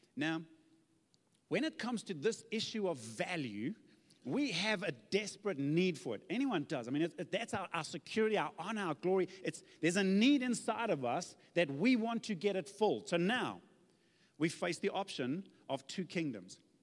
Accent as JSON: {"language": "English", "area": "Zululand", "region": "KwaZulu-Natal", "country": "South Africa", "said": "I come from Zululand"}